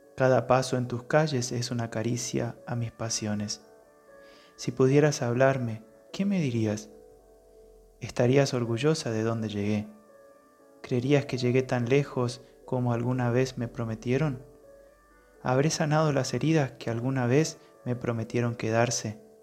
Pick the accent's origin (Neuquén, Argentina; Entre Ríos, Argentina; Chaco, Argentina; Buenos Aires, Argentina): Chaco, Argentina; Las Breñas; moved away; un lugar muy perdido aquí dentro de la provincia del Chaco. Es el pueblo donde yo nací